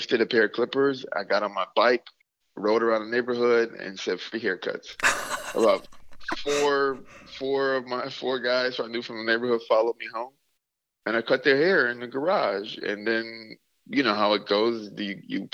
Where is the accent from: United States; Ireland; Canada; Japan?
United States; Mississippi; now in Minneapolis, United States; growing up in Mississippi